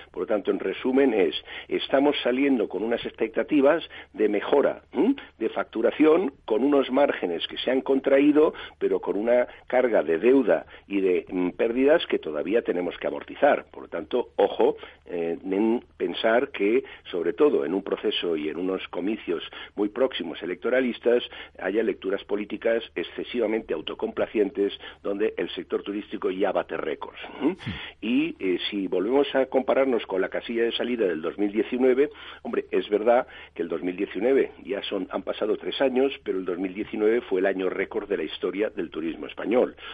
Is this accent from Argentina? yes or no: no; Spain; somos los españoles viajando por España, que es un 40% de la actividad.